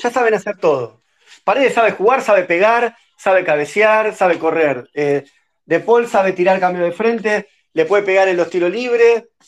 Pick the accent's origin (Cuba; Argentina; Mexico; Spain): Argentina